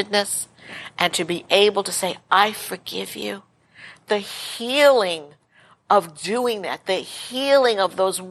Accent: New York City, New York, United States; I grew up Italian Catholic in Brooklyn, New York

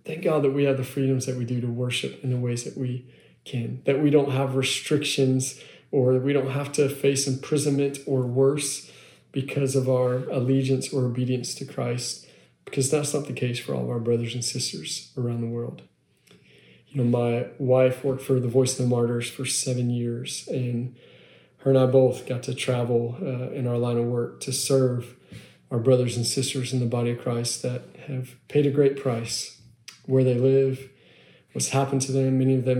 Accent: Long Island, New York, United States; now in Texas, United States; That's where I'm from originally, believe it or not. I know this accent doesn't say that, but I am from Long Island, New York originally.

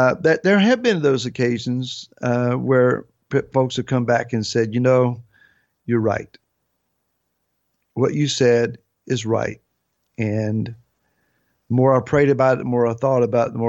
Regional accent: Grassy Creek, United States; now in Gloucester, United States; I was raised in a place called Grassy Creek

